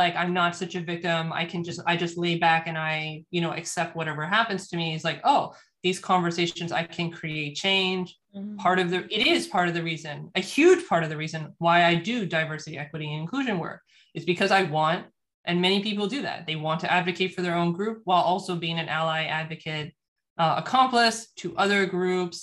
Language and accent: English; United States; I'm in the US, born and raised in the United States